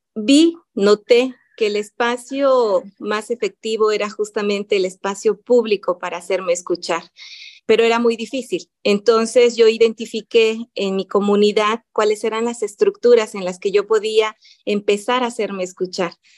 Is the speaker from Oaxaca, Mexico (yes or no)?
yes; a town near Huautla de Jiménez, Oaxaca, Mexico; Huautla de Jiménez, que es la comunidad donde hay esta institución más cercana a mi pueblo